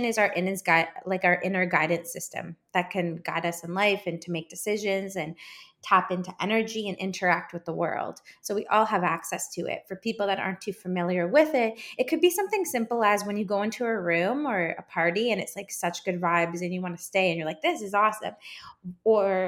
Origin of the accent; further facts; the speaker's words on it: Canada; I'm Canadian